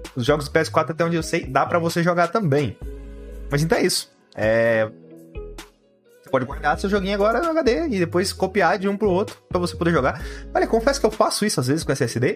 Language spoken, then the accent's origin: Portuguese; Brazil; a gente é brasileiro